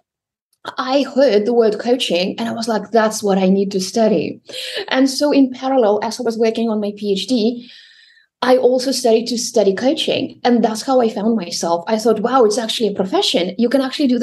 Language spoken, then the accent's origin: English; Russia; I was born and raised in Russia